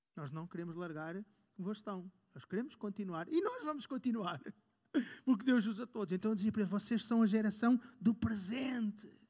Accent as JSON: {"language": "Portuguese", "region": "North", "country": "Portugal", "said": "Eu sou do Norte"}